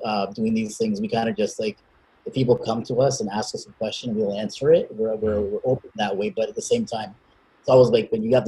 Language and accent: English; Toronto, Ontario, Canada; I'm from Scarborough, which is the east of Toronto